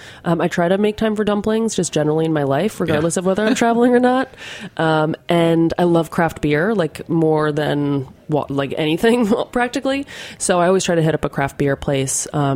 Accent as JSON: {"language": "English", "region": "New Jersey", "country": "United States", "moved": "as an adult", "lives_now": "Rome, Italy", "said": "I'm from Jersey."}